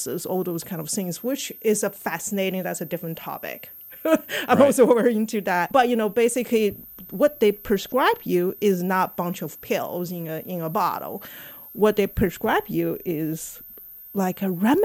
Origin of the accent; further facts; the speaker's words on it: China; moved away as an adult; also born or lived in Shanghai; now in St. Louis, United States; I came here from China back in 1990.